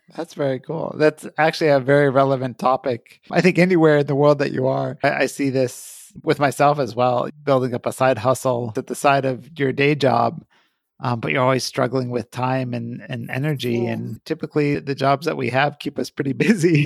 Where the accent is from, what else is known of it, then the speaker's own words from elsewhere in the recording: Columbus, Ohio, United States; my hometown in Columbus, Ohio